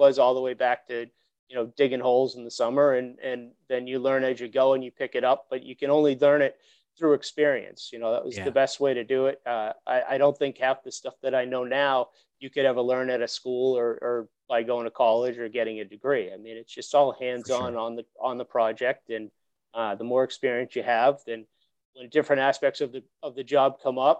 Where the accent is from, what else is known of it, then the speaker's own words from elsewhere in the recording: Woburn, Massachusetts, United States; I grew up in Woburn, Mass.